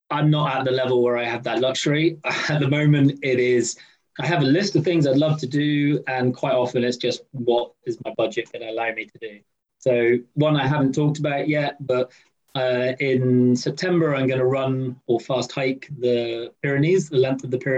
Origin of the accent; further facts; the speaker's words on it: Scotland, United Kingdom; As a Scotsman